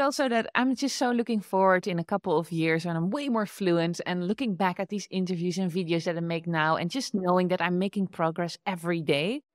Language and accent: English; Netherlands; accent: Dutch; English is a second language; moved away as an adult; now in United States; I thought it was really important to get rid of my Dutch accent, but that was exactly when I was still living in the Netherlands